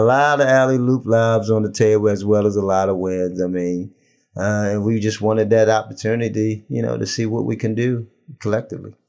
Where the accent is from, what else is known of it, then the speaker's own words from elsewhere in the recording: Baltimore, Maryland, United States; now in Charlotte, United States; Kim and I go back so far, so far back in terms that we grew up in Baltimore.